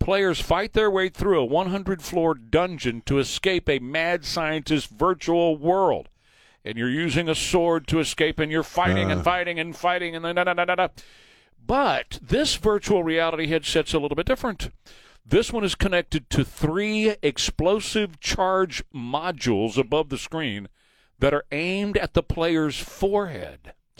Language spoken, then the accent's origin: English; Texas, United States; I'm a Texan.